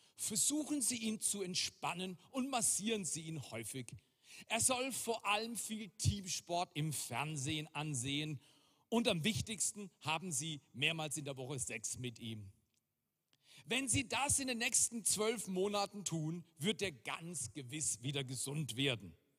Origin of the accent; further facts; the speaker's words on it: Germany; also born or lived in Fort McMurray, Alberta, Canada / Black Forest, Germany; now in Görwihl, Germany; Ich bin Deutscher.